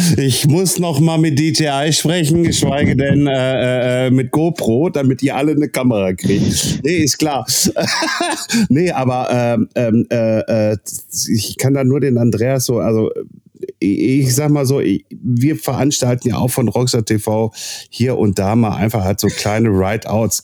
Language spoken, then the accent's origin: German; Castrop-Rauxel, North Rhine-Westphalia, Germany; bei uns in Kassel-Brauxel